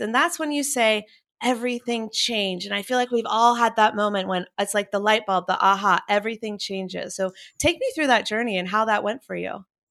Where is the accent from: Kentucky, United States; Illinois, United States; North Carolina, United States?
North Carolina, United States; Chapel Hill; also born or lived in Wilmington, North Carolina; When I was growing up in Chapel Hill